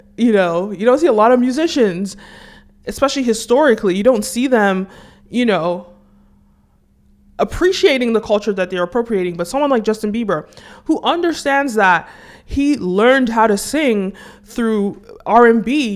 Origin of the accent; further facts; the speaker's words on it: Nigeria; as a Nigerian